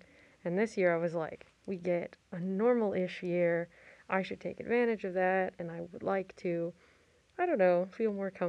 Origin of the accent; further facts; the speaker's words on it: Texas, United States; moved away as an adult; now in Maryland, United States; I'm from Texas, which is a predominantly Mexican in terms of like Latinx people.